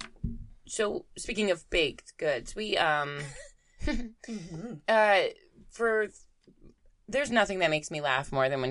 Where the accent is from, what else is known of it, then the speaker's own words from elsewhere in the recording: Florida, United States; I'm from Florida.